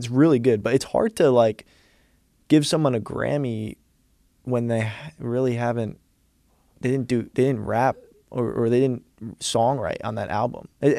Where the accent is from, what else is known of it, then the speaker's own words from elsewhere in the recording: New York City, New York, United States; growing up in New York City too, like surrounded by just creativity